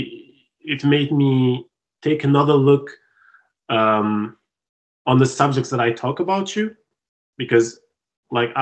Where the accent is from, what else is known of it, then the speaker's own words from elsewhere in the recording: Tunisia; English is a second language; moved away as an adult; now in Montreal, Canada; I was out of Tunisia, which is my home country